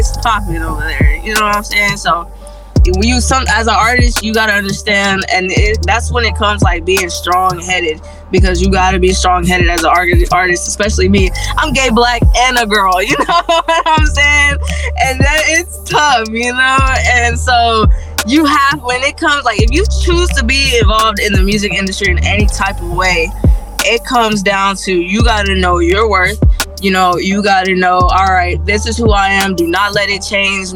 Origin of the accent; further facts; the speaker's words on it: Odessa, Texas, United States; I come from a small town in Texas